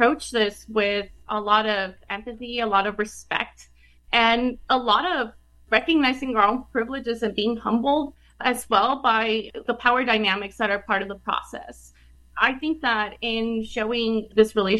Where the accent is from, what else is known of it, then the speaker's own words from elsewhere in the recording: El Paso, Texas, United States; I did field work in El Paso. I am from El Paso. I study and research El Paso. I went to school there.